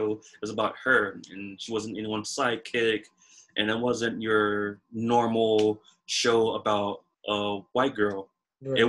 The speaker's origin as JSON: {"language": "English", "country": "United States", "tie": "born or raised there", "said": "as an American being born here"}